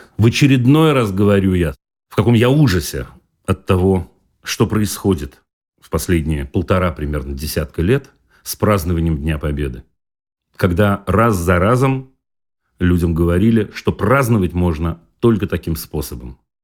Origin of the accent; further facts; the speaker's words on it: Saint Petersburg, Russia; Я вырос в Ленинграде тогда, этот город так назывался